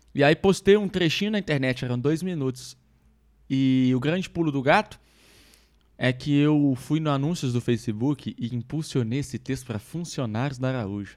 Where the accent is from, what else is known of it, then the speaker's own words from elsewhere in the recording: Minas Gerais, Brazil; eu sou mineiro